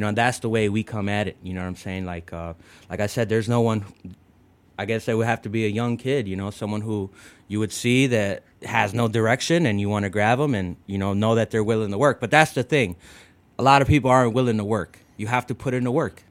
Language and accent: English; United States; first language English; I was born in the states, and you know my first language is you know English